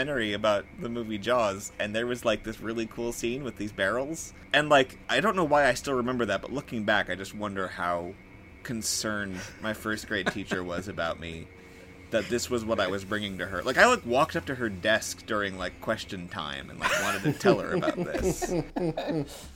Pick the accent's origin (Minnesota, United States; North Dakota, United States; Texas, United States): North Dakota, United States; Bottineau; born or raised there; also born or lived in Fargo, North Dakota